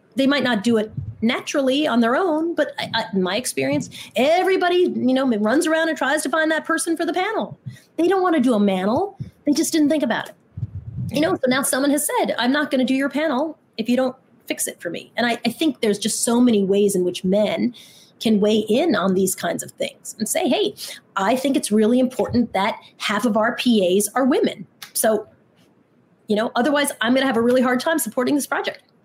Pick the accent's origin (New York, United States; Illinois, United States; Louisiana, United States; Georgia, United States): New York, United States; Long Island; I grew up in Long Island